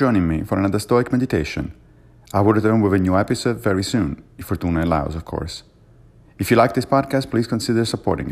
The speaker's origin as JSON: {"language": "English", "country": "Italy", "tie": "born or raised there", "said": "I was growing up in Italy"}